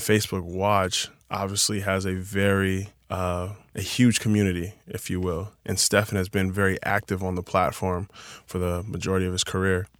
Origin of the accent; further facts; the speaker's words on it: Chino Hills, California, United States; I grew up in Chino Hills